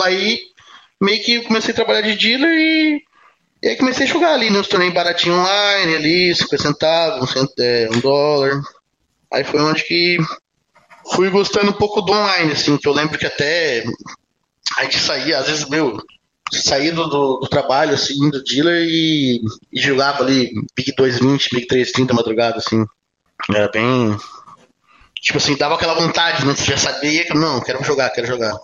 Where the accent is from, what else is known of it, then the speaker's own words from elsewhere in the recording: Araranguá, Santa Catarina, Brazil; also born or lived in Pelotas, Rio Grande do Sul; eu nasci em, nasci em Pelotas, do Rio Grande do Sul, mas minha família minha família foi morar em Araranguá, ali